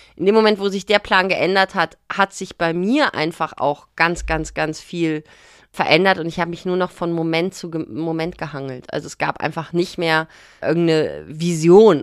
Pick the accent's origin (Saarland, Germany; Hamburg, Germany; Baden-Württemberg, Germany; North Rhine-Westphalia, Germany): North Rhine-Westphalia, Germany; Bonn; der Kontext, wo wir groß geworden sind in Bonn